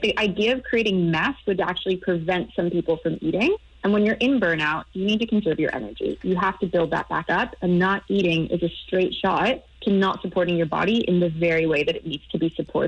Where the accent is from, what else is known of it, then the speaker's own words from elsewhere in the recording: United States; accent: American; now in Europe; I'm American. The accent gives me away, but I actually live in Europe.